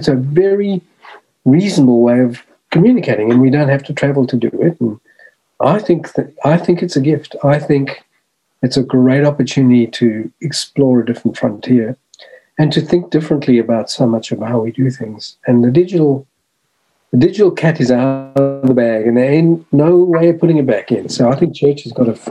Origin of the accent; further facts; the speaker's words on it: South Africa; moved away as an adult; also born or lived in Australia / Melbourne, Australia; I was born and raised in South Africa, in apartheid South Africa